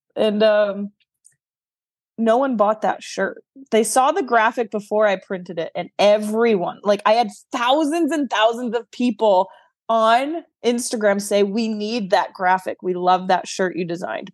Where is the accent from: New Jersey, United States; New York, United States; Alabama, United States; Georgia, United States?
New York, United States; moved away; also born or lived in the South, United States; I am a New Yorker through and through, although now I'm living in the South, I still claim the title proudly of a New Yorker